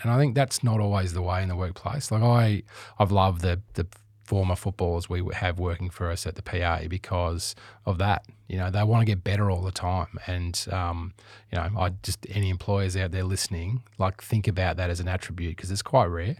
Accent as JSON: {"language": "English", "town": "Perth", "region": "Western Australia", "country": "Australia", "tie": "born or raised there", "also_born_or_lived": "Adelaide", "moved": "yes", "lives_now": "Melbourne, Australia", "said": "growing up in Perth"}